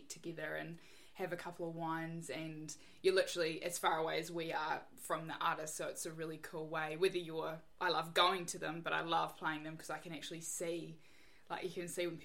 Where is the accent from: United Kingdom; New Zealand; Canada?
New Zealand; Gore, Southland; moved away as an adult; also born or lived in Dunedin, New Zealand; now in Wellington, New Zealand; I was born and bred in Gore in Southland